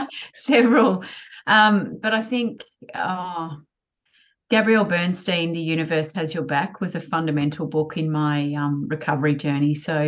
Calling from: Sydney, New South Wales, Australia; I'm phoning in from Sydney.

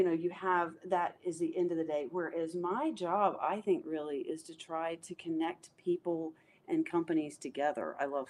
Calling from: North Carolina, United States; I'm in North Carolina

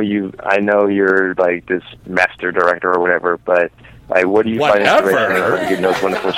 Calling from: Illinois, United States; from Illinois, of course.

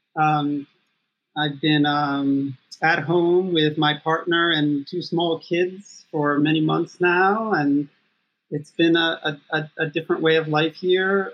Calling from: Atlanta, Georgia, United States; I'm calling from Atlanta, Georgia.

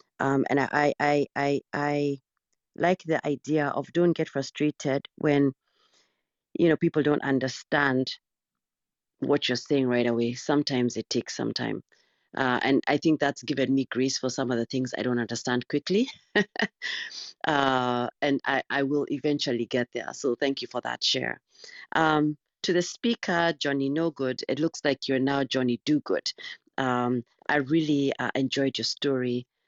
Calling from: Missouri, United States; Yes, I'm joining from Missouri, the U.S.

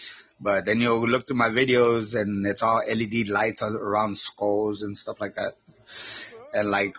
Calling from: Texas, United States; I'm from Texas.

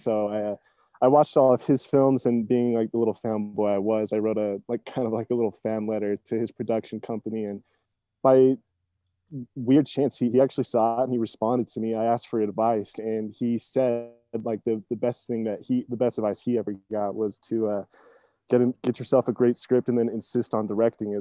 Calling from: Salt Lake City, Utah, United States; I am calling from Salt Lake City, Utah

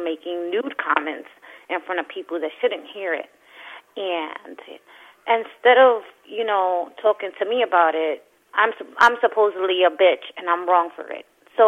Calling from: New York City, New York, United States; I'm calling from Brooklyn.

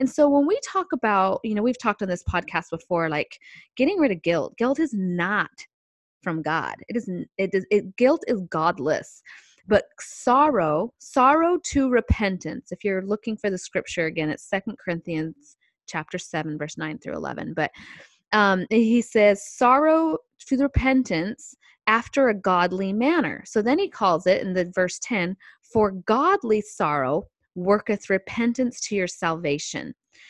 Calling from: San Diego, California, United States; calling in here with you on the phone from San Diego, California

